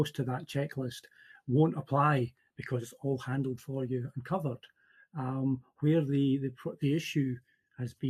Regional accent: Central Scotland, United Kingdom; I'm from Central Scotland.

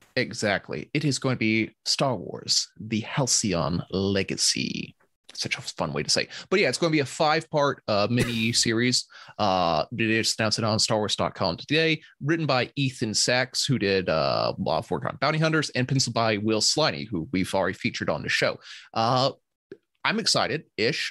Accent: Georgia, United States

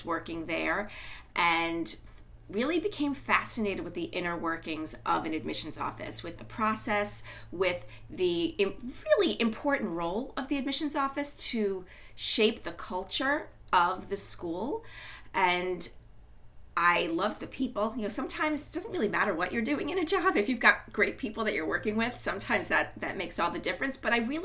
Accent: Long Island, New York, United States; moved away as an adult; also born or lived in Washington, D.C.; I grew up on Long Island

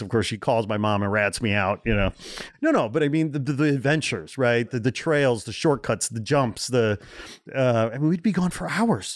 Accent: Portage, Indiana, United States; also born or lived in Gary, Indiana; I was born in Gary, Indiana. I grew up about fifteen miles east in a town called Portage

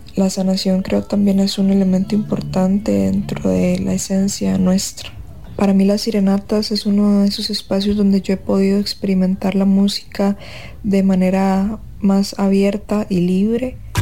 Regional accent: Abangares canton, Guanacaste, Costa Rica; Yo soy del cantón de Avangares en Guanacaste

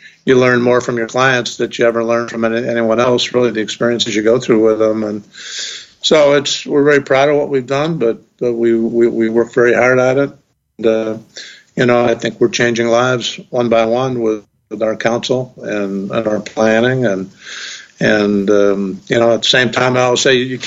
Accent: Ithaca, New York, United States; my hometown at Cornell

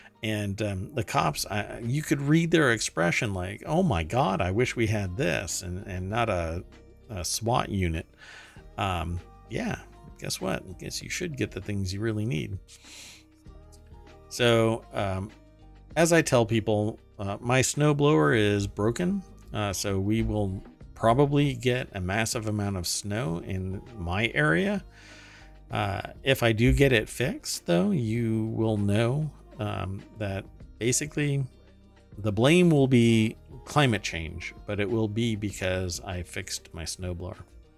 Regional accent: Germany; English is a second language; I grew up in Germany, so to me, I remember snow, but I don't remember it reaching 7 feet.

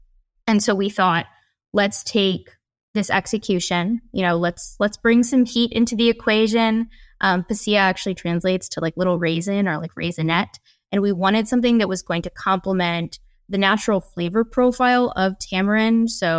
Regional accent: Midwest, United States; So I was exposed to a ton of different cuisine types, including, you know, Filipino food, but also I grew up in the Midwest.

